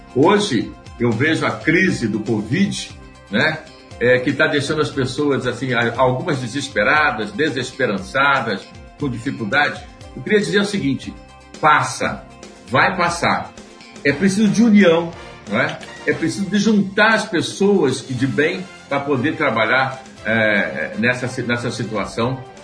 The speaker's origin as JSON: {"language": "Portuguese", "town": "Barra do Piraí", "region": "Rio de Janeiro", "country": "Brazil", "tie": "born or raised there", "also_born_or_lived": "Vassouras / Volta Redonda", "said": "eu nasci em Vassouras, fui criado em Barra do Piraí"}